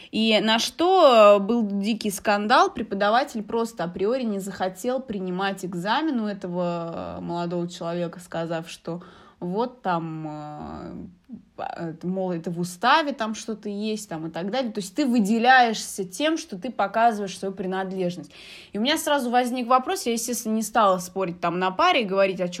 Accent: Algeria; moved away; у нас я из Алжира, вот э, у меня есть подруги из детства. Мы вот на одном районе все живем, мы с детства вместе

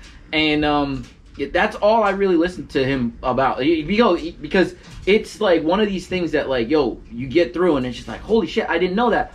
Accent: New Jersey, United States; I'm from Jersey, bro.

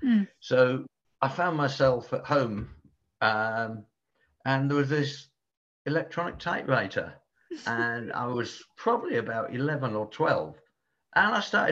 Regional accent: Portsmouth, South East England, United Kingdom; born there; also born or lived in Bristol / London; I was born down in Portsmouth on the south coast, and migrated north via like Bristol and other places, London, Bristol, and eventually I found myself here.

